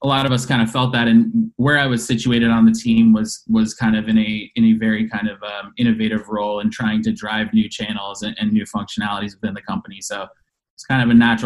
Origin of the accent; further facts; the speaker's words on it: Denver, Colorado, United States; moved away as an adult; now in Chicago, United States; I'm originally born and raised in Denver, Colorado, moved here to Chicago about 12 years ago